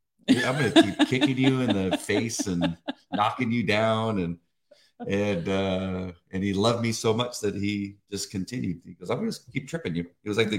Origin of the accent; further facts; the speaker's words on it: Beverly Hills, California, United States; Growing up in Beverly Hills, there was a large Jewish community.